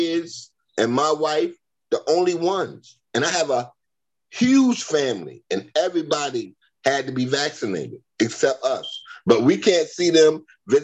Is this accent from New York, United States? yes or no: yes; New York City, New York, United States; moved away; also born or lived in North Carolina; I'm from Brooklyn, I'm from New York and North Carolina area, where all my family is